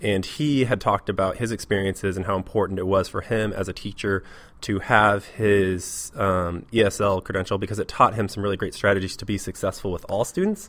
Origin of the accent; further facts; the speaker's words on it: Portland, Oregon, United States; moved away as an adult; now in Seattle, United States; I'm from Portland, Oregon. Uh, I lived there for the most part until I was about 21, and then I came up to Seattle